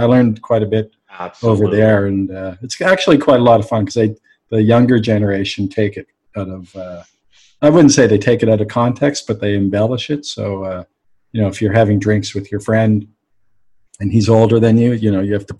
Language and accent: English; Halifax, Nova Scotia, Canada; I'm from Halifax, so I know and play.